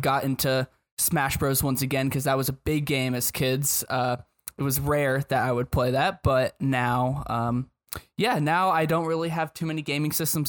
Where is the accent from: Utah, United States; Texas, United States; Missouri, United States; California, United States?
California, United States; Long Beach; now in Phoenix, United States; I'm originally from Long Beach, California, now out here in Phoenix, A Z.